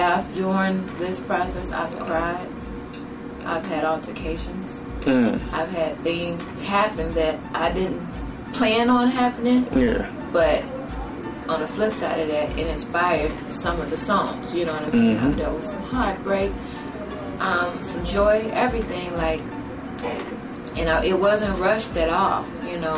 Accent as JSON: {"language": "English", "town": "Chicago", "region": "Illinois", "country": "United States", "said": "I'm from Chicago."}